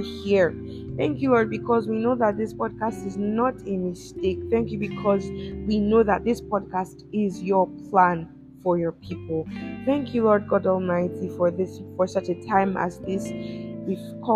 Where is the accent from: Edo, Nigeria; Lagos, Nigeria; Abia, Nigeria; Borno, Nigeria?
Edo, Nigeria; I'm from Edo State in Nigeria